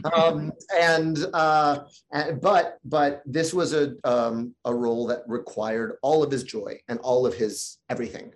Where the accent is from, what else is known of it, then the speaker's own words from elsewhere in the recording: New York City, New York, United States; When you grow up in New York City